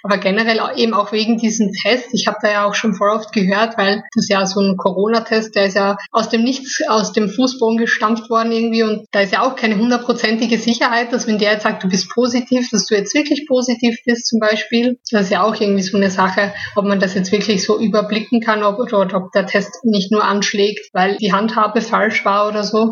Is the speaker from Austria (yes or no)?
yes; Styria, Austria; moved away; in meine Heimat kann, in die Steiermark